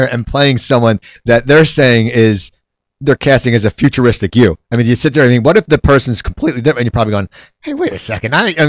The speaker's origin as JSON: {"language": "English", "town": "Cherry Hill", "region": "New Jersey", "country": "United States", "tie": "born or raised there", "moved": "yes", "said": "the country club was in Cherry Hill, New Jersey. That's where I grew up."}